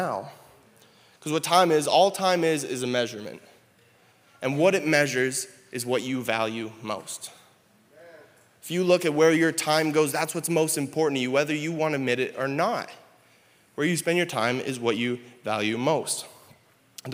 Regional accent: Canada; moved away as an adult; now in South Dakota, United States; I'm Canadian, and so when Jaden and I decided we were going to get married, we recognized that we were going to move down here in the States

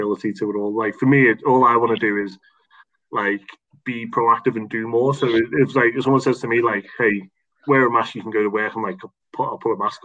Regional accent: Liverpool, North West England, United Kingdom; we're from Liverpool

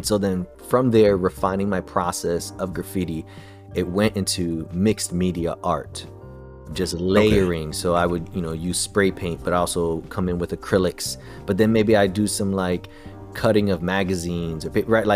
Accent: New York City, New York, United States; also born or lived in Connecticut / New Jersey; I was born in Brooklyn, grew up in the city, all around the tri-state area

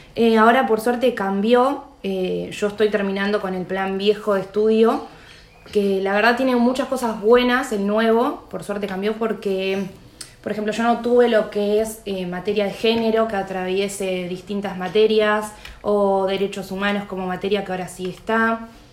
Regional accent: La Plata, Buenos Aires Province, Argentina; yo soy platense

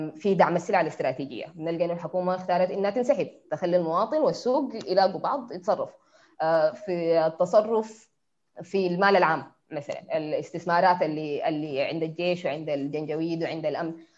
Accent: Sudan; انا مواطنه سودانيه من الشعب السوداني

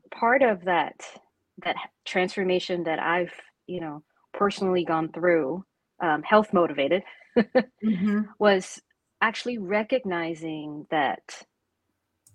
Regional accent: Singapore; moved away as an adult; also born or lived in Atlanta, Georgia, United States / China; having grown up as a and still identifying as a proud Singaporean

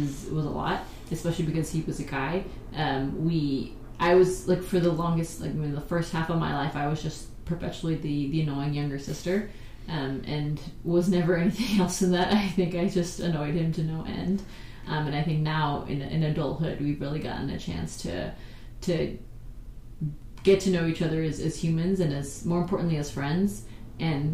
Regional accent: San Antonio, Texas, United States; also born or lived in Hamilton, Ontario, Canada; my brother and I grew up in South Texas, in San Antonio.

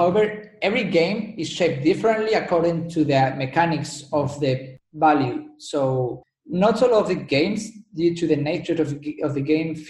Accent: Spain; accent: Spanish; English is a second language; Yeah, that's Spain.

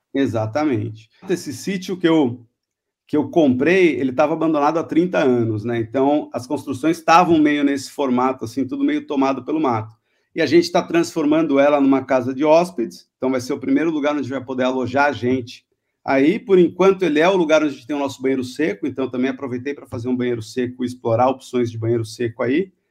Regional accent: Itanhaém, São Paulo, Brazil; moved away; Eu sou originalmente de Itanhaém, mas Fiquei fora daqui por 40 anos, voltei agora

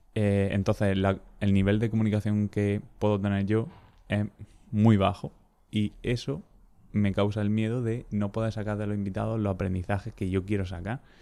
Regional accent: Almería, Andalusia, Spain; soy de Almería

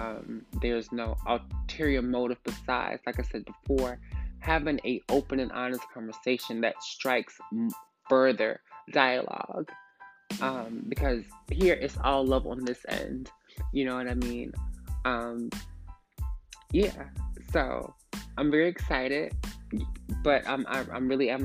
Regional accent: Atlanta, Georgia, United States; I'm from Atlanta, Georgia, born and raised

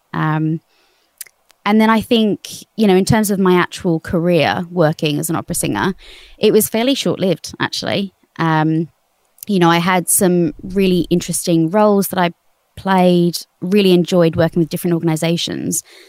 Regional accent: Australia; moved away as an adult; now in United Kingdom; I'm Australian

